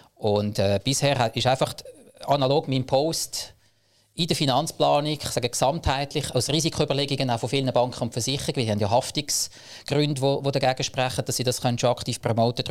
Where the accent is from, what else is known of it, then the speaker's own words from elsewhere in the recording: Zug, Switzerland; Ich komme aus dem Crypto Valley Zug